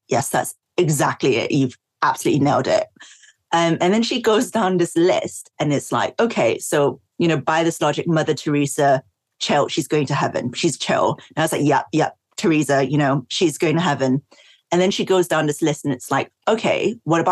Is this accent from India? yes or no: no; Singapore; also born or lived in East London; now in London, United Kingdom; when I was growing up in Singapore